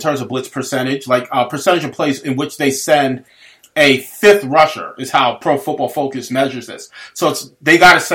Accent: New York, United States; I grew up in New York

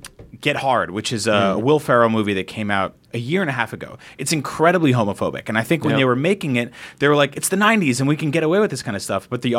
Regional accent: San Francisco, California, United States; I'm from San Francisco.

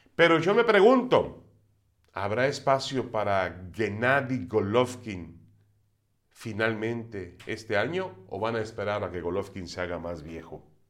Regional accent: Mexico; somos malos mexicanos

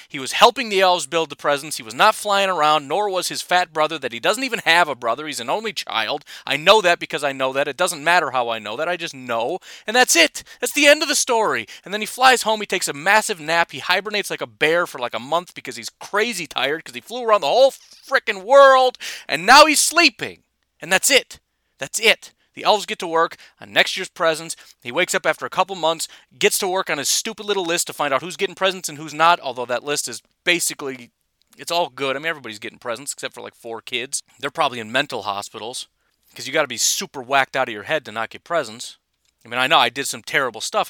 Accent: Illinois, United States; now in Wisconsin, United States; I am from Illinois originally

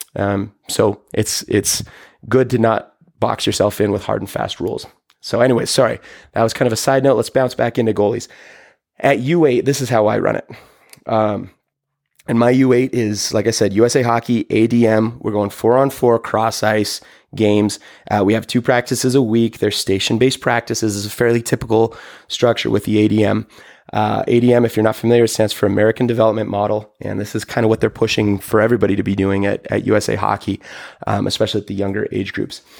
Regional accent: Toronto, Ontario, Canada; as a kid growing up in Toronto

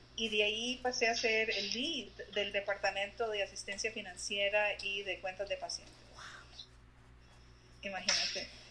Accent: San José, Costa Rica; moved away as an adult; now in Columbus, United States; yo nací en Costa Rica, en, en la ciudad, soy capitalina

